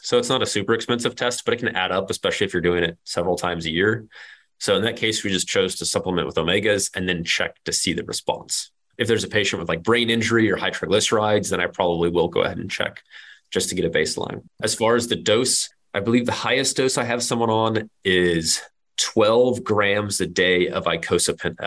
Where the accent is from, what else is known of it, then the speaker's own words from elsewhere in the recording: Kansas, United States; I'm from Kansas